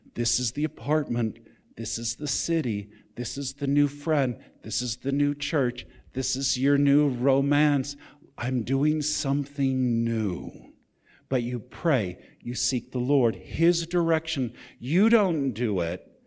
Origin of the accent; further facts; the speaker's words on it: California, United States; moved away as an adult; also born or lived in Texas / Nevada; I grew up mostly in California. I consider that home. I'm a Californian